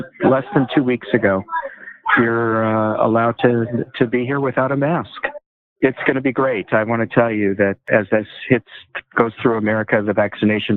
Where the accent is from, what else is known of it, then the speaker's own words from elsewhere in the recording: Denver, Colorado, United States; moved away as an adult; also born or lived in Boulder; now in Israel; we grew up in Southeast Denver, the Hilltop neighborhood